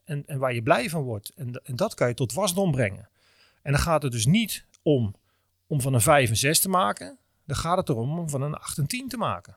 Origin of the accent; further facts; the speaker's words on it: Netherlands; wij als Nederlanders, vooral denk ik Europeanen, zijn natuurlijk heel erg opgevoed